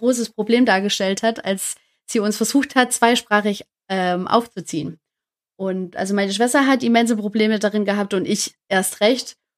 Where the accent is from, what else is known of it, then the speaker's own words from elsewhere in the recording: Stuttgart, Baden-Württemberg, Germany; komme aus Stuttgart, auch gebürtige Stuttgarterin